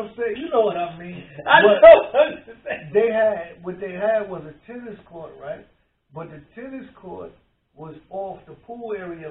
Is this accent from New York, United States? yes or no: yes; Mount Vernon, New York, United States; moved away; Growing up in Mount Vernon